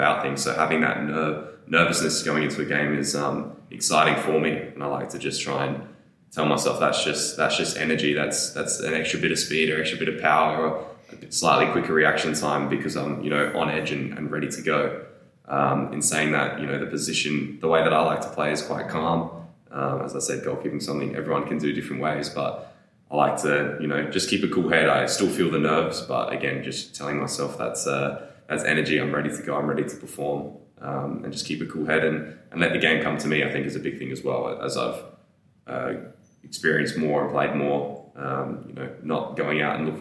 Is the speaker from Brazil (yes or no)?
no; Adelaide, South Australia, Australia; Adelaide, my hometown club